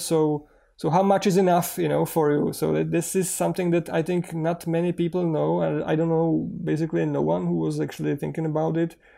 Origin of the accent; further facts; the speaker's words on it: Czechia; so far the app is in English and in Czech because we are from Czech Republic.